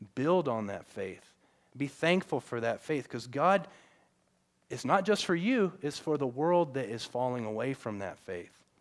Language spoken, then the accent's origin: English; the South, United States; I grew up in the South